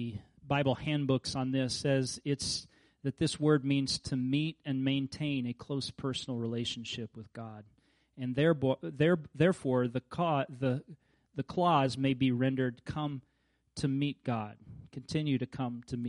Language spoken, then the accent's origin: English; Kansas, United States; I grew up in Kansas